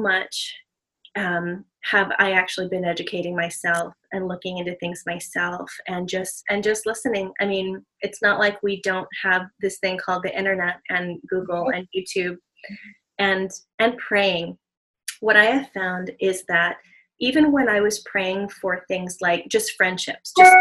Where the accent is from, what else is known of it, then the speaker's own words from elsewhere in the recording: Southern California, United States; now in Hawaii, United States; growing up in Southern California, I grew up in a mostly Hispanic community.